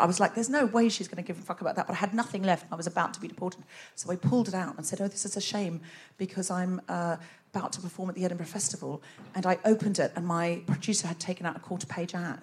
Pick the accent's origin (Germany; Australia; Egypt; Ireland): Australia; moved away as an adult; now in United Kingdom; I'm originally Australian.